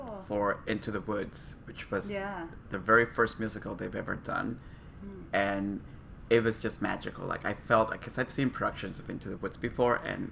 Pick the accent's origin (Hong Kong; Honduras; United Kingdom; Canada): Honduras; moved away as an adult; also born or lived in Costa Rica; I was born in Honduras and I lived in Costa Rica for 8 years when I went to college.